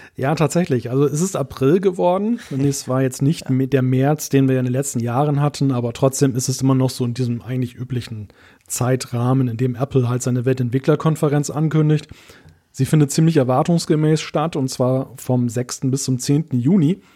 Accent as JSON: {"language": "German", "country": "Germany", "said": "als Deutscher"}